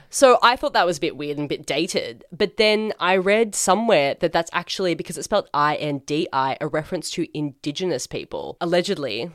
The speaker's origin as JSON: {"language": "English", "country": "Australia"}